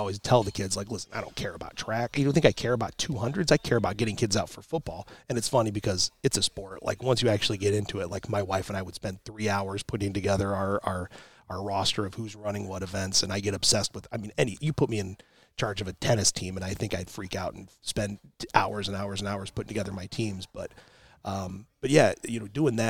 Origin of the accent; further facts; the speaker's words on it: South Bend, Indiana, United States; moved away; I come from South Bend, so huge, huge Notre Dame fan